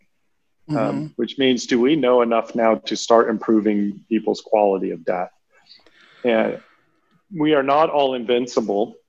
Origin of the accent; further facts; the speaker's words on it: Texas, United States; as the American on here, and a Texan, no less.